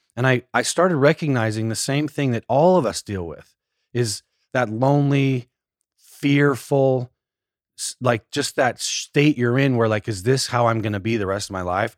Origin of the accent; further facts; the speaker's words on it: small town outside Salt Lake City, Utah, United States; I grew up in Utah, a little small town just outside of Salt Lake